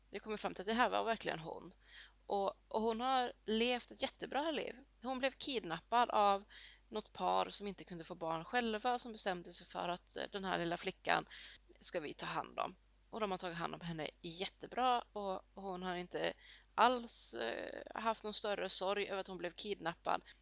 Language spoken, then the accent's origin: Swedish; Colombia; now in Sweden; Och lite samma gäller till exempel där jag kommer ifrån i Colombia.